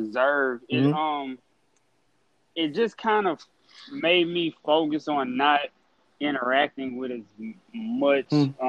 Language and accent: English; Lake Charles, Louisiana, United States; I'm from Lake Charles, Louisiana.